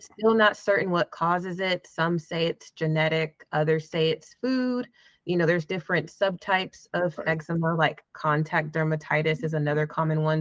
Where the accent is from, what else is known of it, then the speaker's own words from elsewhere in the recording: Jacksonville, Florida, United States; now in Atlanta, United States; I am originally from Florida, Jacksonville, but I have spent majority of my life in Atlanta, Georgia, which is where I live now